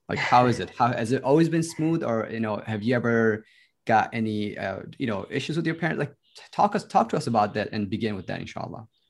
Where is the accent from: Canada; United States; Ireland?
United States; I grew up in the States, so I came here when I was ten